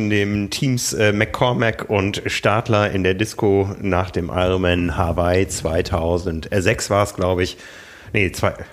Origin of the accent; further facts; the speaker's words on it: Osnabrück, Lower Saxony, Germany; ich bin in Osnabrück groß geworden. Das war damals die größte britische Garnisonsstadt.